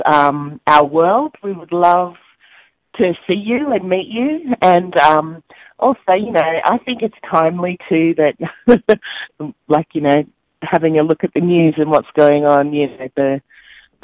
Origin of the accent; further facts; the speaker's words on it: Australia; we're from Australia